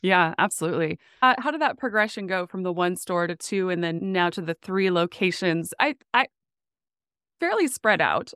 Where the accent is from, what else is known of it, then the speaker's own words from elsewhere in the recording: Williston, North Dakota, United States; moved away as an adult; also born or lived in Phoenix / Chicago; now in Oklahoma, United States; I grew up in Williston, which is the heart of the oil boom area